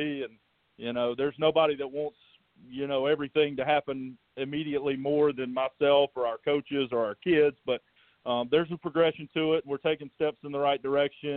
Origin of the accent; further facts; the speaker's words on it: Greenwood, South Carolina, United States; I grew up in Greenwood